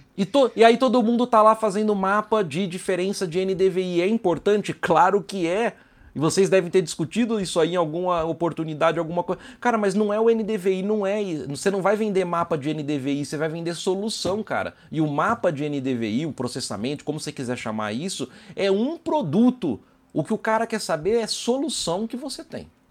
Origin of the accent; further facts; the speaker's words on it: São Carlos, São Paulo, Brazil; moved away as an adult; now in São José dos Campos, Brazil; sou de São Carlos, apesar de morar em São José dos Campos